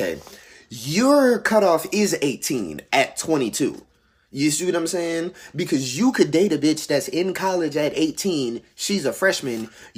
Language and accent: English; New Orleans, Louisiana, United States; because I'm from New Orleans